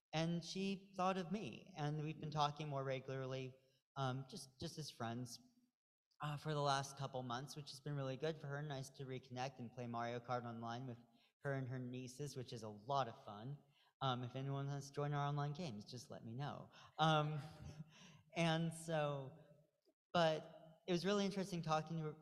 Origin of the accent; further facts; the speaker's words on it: Pacific Northwest, United States; moved away; I'm from the Pacific Northwest.